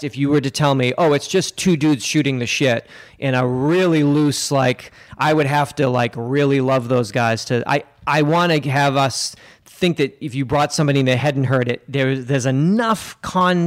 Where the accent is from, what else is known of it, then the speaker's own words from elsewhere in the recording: Massachusetts, United States; I'm from Massachusetts